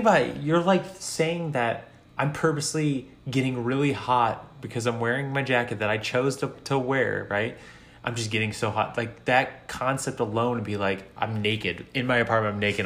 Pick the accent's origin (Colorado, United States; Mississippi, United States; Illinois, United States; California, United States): Illinois, United States; Chicago; I'm from Chicago, so like I'm I grew up in the cold